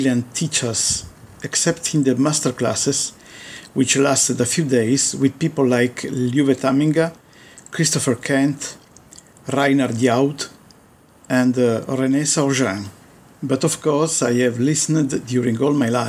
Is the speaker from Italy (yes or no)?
yes; Turin, Piedmont, Italy; also born or lived in Pinerolo; I was born in Turin, but when I was 11, my parents moved up to a town called Pinerolo